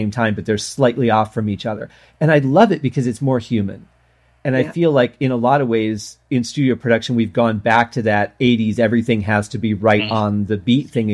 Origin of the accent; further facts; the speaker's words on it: Detroit, Michigan, United States; I grew up in Detroit.